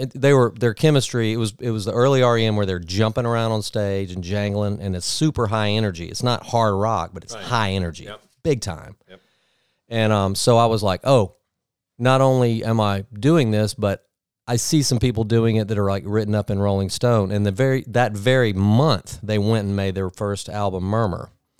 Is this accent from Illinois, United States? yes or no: no; Mobile, Alabama, United States; We're from the Gulf Coast, Mobile, Alabama.